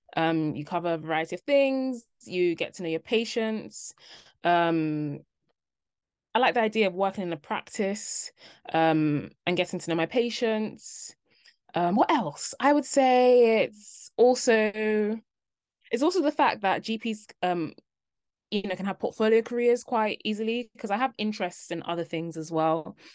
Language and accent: English; London, United Kingdom; moved away as an adult; also born or lived in Cardiff; I'm from London. I'd been in London my whole life